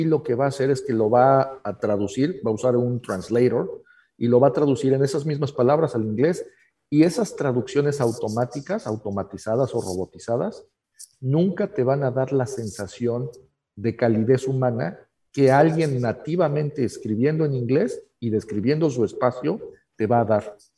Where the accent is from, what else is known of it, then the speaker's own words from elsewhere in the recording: Mexico City, Mexico; moved away as an adult; now in Tijuana, Mexico; yo me considero tijuanense, aunque nací en la Ciudad de México